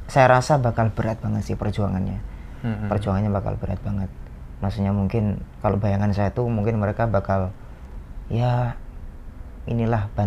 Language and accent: Indonesian; Bojonegoro, East Java, Indonesia; saya aslinya dari Bojonegoro dari Bojonegoro